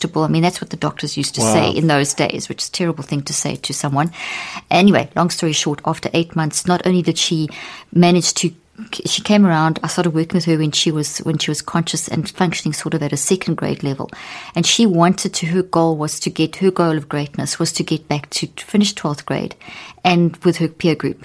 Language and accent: English; South Africa; moved away; also born or lived in Zimbabwe; I was born in Zimbabwe and grew up in South Africa, and in the apartheid era